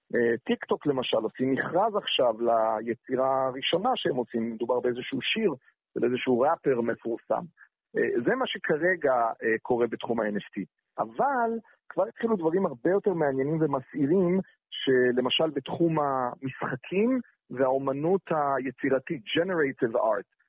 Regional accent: Jerusalem, Jerusalem District, Israel; אני ירושלמי

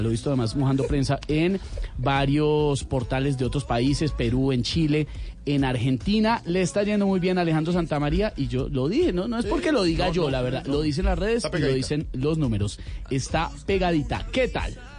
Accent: Colombia; nosotros como colombianos

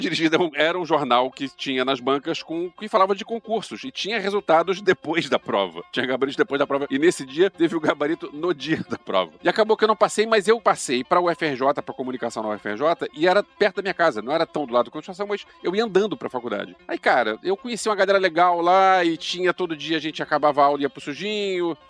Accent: Rio de Janeiro, Brazil; moved away; eu tinha 14 anos, eu me mudei pro Rio, de volta, eu nasci no Rio, mas eu voltei pro Rio

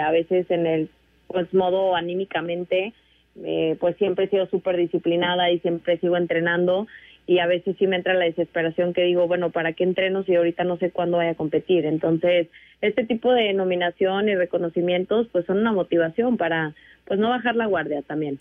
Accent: San Luis Potosí, Mexico; en San Luis Potosí de donde yo soy originaria

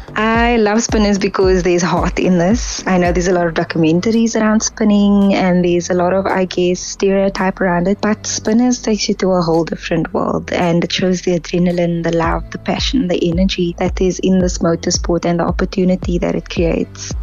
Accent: Kraaifontein, Western Cape, South Africa; So I grew up in Kraaifontein, where we have the pitch where cars would spin every Sunday.

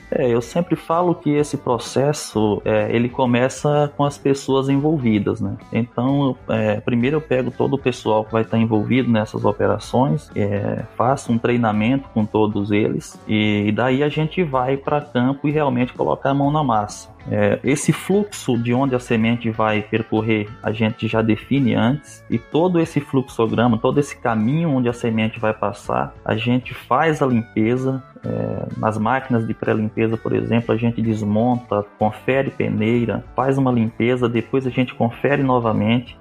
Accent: Northeast Region, Brazil; moved away as an adult; now in Mato Grosso, Brazil; eu sou nordestino

